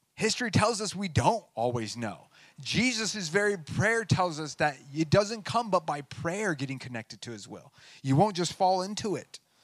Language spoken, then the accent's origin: English; United States; I'm a Christian before I'm an American